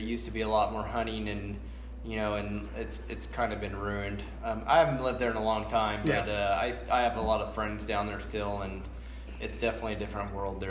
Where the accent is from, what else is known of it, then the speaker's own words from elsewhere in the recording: California, United States; accent: Southern; moved away; I always tell people I have a Southern accent, but I'm from south of here. I am from California